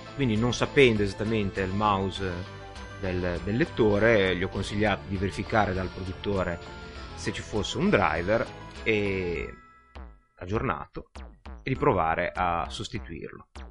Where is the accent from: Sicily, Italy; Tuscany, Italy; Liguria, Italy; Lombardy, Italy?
Liguria, Italy; da buon ligure